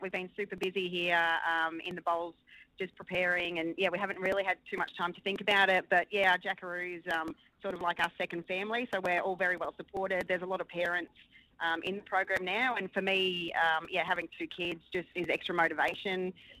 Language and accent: English; Gold Coast, Queensland, Australia; the Gold Coast, my hometown